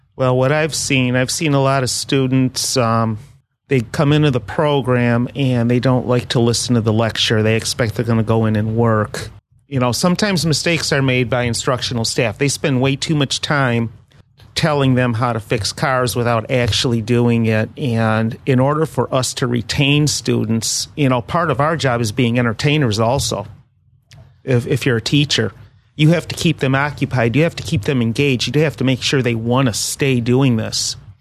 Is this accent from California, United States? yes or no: no; Detroit, Michigan, United States; I'm from the Detroit area